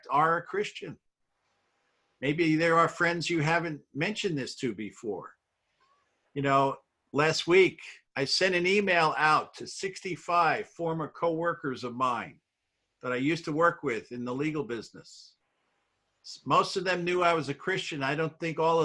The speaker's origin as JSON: {"language": "English", "region": "New York", "country": "United States", "tie": "born or raised there", "said": "I grew up in New York"}